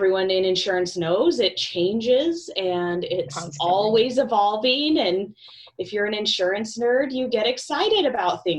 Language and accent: English; Montana, United States; moved away as an adult; now in Spokane, United States; I am actually from Montana, originally born and raised